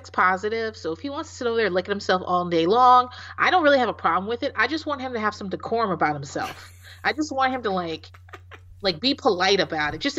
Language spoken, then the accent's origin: English; Virginia, United States; Oh, I grew up in Hampton Roads.